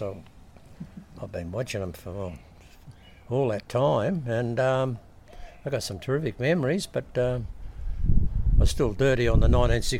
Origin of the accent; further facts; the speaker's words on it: Sydney, New South Wales, Australia; moved away; also born or lived in Wellington, New Zealand; I was born in Stanmore, in a private hospital at Stanmore.